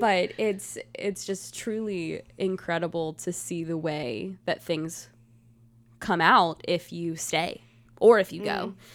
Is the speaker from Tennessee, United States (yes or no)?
yes; Gladeville, Tennessee, United States; also born or lived in Mount Juliet, Tennessee; I'm from a tiny town called Gladeville, Tennessee